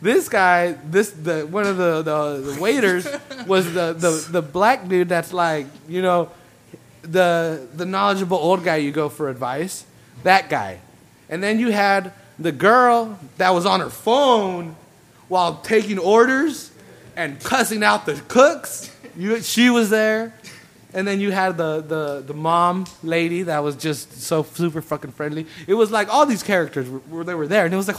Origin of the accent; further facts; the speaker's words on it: California, United States; I'm from California